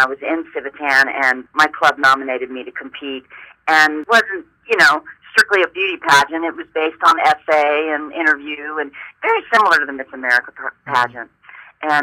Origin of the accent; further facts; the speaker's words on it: Warner Robins, Georgia, United States; moved away as an adult; my hometown of Warner Robins, Georgia